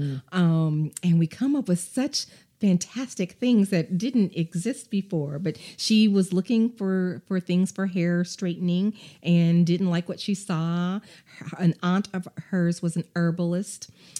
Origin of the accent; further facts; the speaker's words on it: Illinois, United States; I'm also from Illinois.